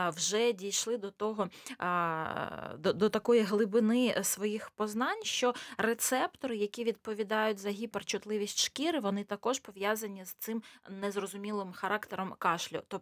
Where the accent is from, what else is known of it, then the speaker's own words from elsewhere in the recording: Luhansk Oblast, Ukraine; moved away as an adult; now in Kharkiv, Ukraine; Взагалі-то я народилася в Луганській області, потім переїхала в Харків і 16 років вже там живу. А зараз е, просто відвідую Львів.